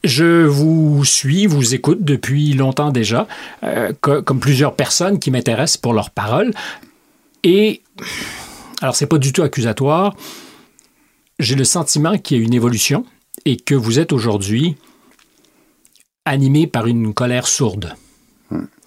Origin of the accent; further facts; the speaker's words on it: Canada; moved away; chez nous au Canada